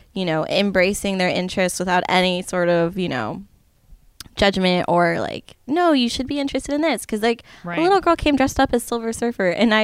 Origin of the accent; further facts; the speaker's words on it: Las Vegas, Nevada, United States; also born or lived in Henderson, Nevada; now in Seattle, United States; I grew up in Las Vegas